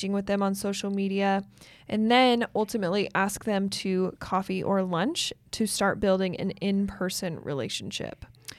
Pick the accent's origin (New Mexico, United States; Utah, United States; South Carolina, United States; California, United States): Utah, United States; Like I'm from Northern Utah, so I used to live close to Idaho Falls.